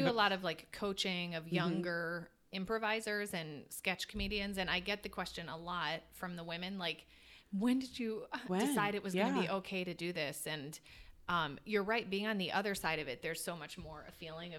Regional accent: Michigan, United States; also born or lived in Chicago; now in Los Angeles, United States; And I grew up in Michigan, but then I was in Chicago for about 9 years.

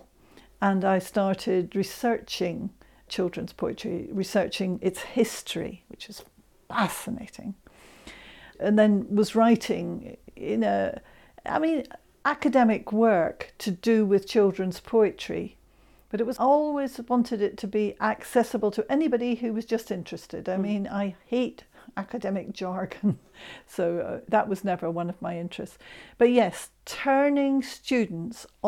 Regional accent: Scotland, United Kingdom; I'm Scot and I love my Scottish poetry as well.

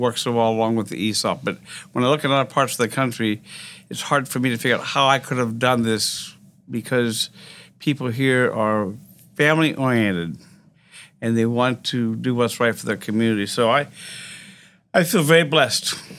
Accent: Greenville, Pennsylvania, United States; moved away as an adult; also born or lived in Baltimore, Maryland; now in Lafayette, United States; hometown of Greenville, Pennsylvania

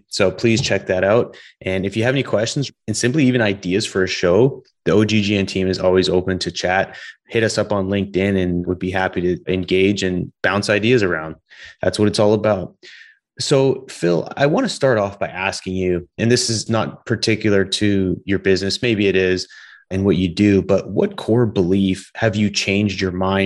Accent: British Columbia, Canada; growing up in British Columbia

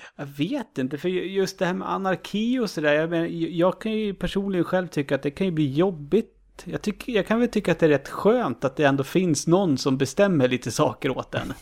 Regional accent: Uppsala, Uppsala County, Sweden; jag är ju från Uppsala

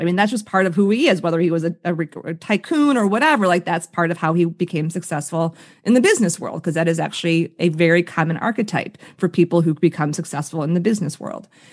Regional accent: Chicago, Illinois, United States; I grew up on the South Side of Chicago

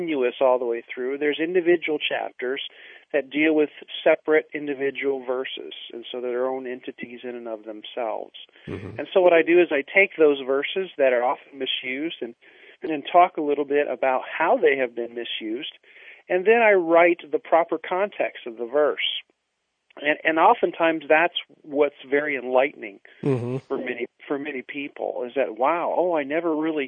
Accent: Indiana, United States; I was born and raised in the Midwest in a small little country church out in the middle of the cornfields of Indiana.

